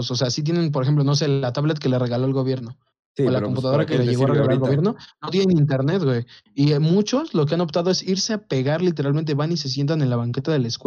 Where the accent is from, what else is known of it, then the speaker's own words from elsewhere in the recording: Mexico; nosotros de acá somos de ranchito